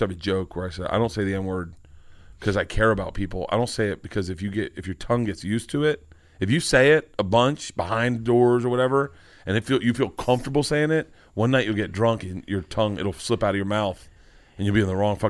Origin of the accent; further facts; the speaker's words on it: Southern United States, United States; I heard white people say it growing up in the South. I mean, all of us that grew up in the South heard it.